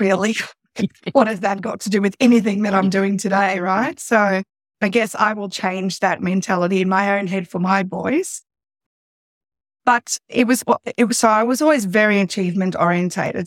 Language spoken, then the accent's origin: English; Sydney, New South Wales, Australia; born or raised there; also born or lived in South Africa; now in Central Coast, Australia